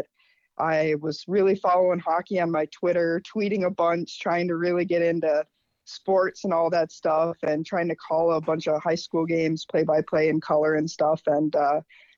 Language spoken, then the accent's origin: English; Minnesota, United States; even being a Minnesotan